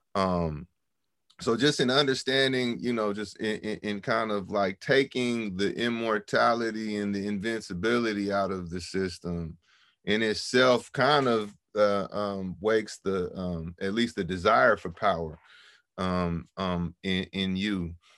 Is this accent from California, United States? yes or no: yes; San Francisco, California, United States; growing up in San Francisco